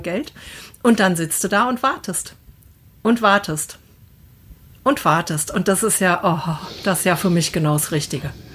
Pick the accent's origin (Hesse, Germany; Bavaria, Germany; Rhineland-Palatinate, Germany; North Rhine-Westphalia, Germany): Hesse, Germany; Wetterau; Ich komme ja aus der Wetterau.